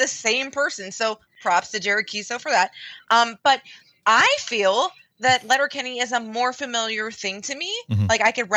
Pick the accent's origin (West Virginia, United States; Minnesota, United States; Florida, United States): West Virginia, United States; also born or lived in Ohio